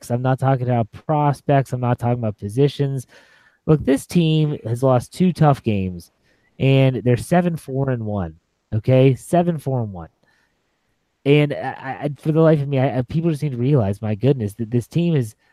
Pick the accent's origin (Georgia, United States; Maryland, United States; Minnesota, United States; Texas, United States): Maryland, United States; Oh my gosh, there's one in, even... there's one in my hometown of Maryland now.